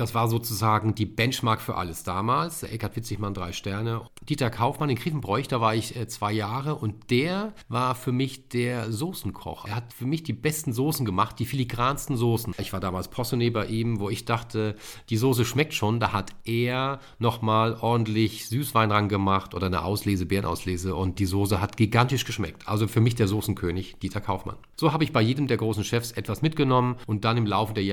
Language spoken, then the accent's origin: German; Rhineland-Palatinate, Germany; moved away as an adult; now in Hamburg, Germany; als ich 83 hier in Hamburg in die Ausbildung bin, habe ich Laugenbrötchen vermisst. Bei uns in der Pfalz gibt es halt Laugenbrötchen.